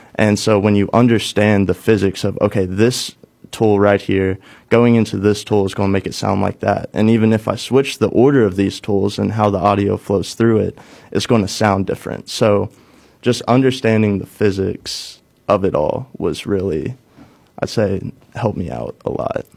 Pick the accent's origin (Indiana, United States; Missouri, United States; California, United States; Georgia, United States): Missouri, United States; Cape Girardeau; moved away as an adult; also born or lived in Nashville; bring something back to my hometown